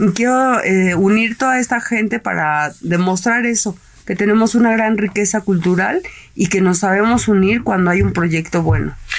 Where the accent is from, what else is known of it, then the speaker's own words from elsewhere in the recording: Mexico; esa parte de cultura que nosotros tenemos como mexicanos